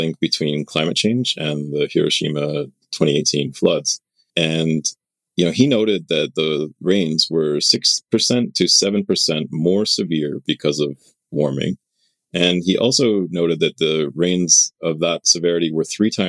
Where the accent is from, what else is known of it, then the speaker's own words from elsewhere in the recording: Southern Ontario, Canada; now in Japan; Sean and I, we're both from Southern Ontario